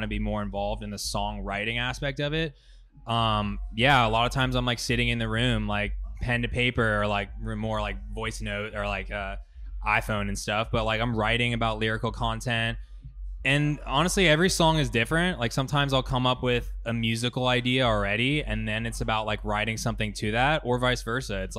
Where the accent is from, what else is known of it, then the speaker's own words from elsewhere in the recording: San Francisco, California, United States; that's my hometown festival